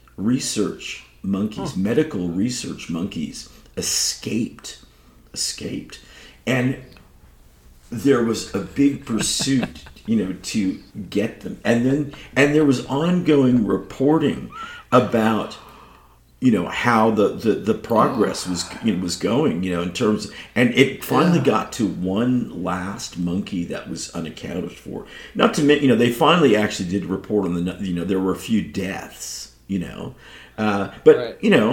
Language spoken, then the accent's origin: English; California, United States; it's my home state where I was born